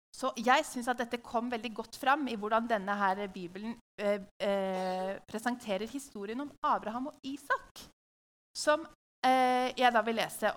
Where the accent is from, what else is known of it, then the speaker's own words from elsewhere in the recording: Hamar, Innlandet, Norway; i huset vårt på Hamar, der jeg vokste opp.